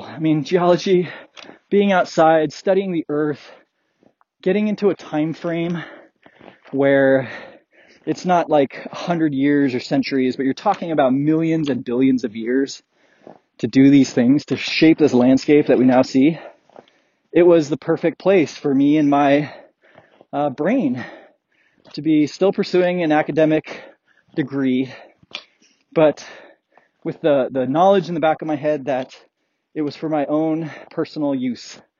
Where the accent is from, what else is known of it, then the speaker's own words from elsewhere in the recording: Colorado, United States; growing up in Colorado